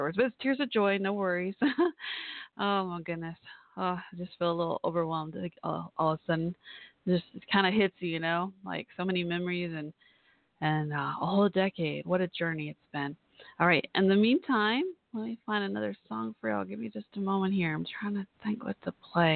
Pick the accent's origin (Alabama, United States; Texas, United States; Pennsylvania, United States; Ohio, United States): Texas, United States; Dallas area; my hometown where I grew up